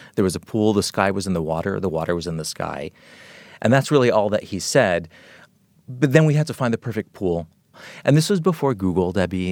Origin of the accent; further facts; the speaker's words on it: Los Angeles, California, United States; growing up in Los Angeles in the seventies, it was a really special place